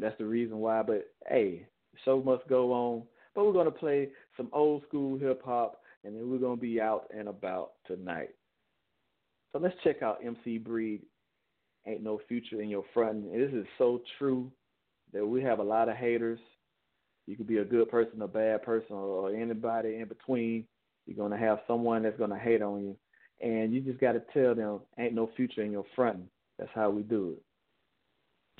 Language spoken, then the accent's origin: English; Chicago, Illinois, United States; I'm from Chicago